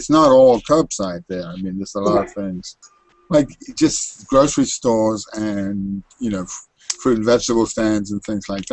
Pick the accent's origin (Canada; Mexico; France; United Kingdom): United Kingdom; England; also born or lived in Baltimore; now in New York City, United States; I grew up in England